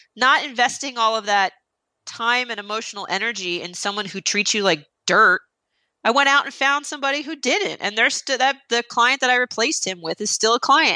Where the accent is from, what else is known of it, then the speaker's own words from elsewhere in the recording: New Jersey, United States; I'm Italian. I'm from New Jersey